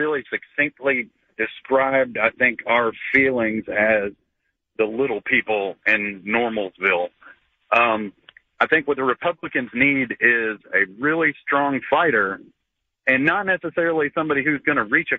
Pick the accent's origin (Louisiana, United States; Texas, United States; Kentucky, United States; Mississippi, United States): Kentucky, United States; Louisville; I'm from Louisville, but I'm driving from Youngstown back home.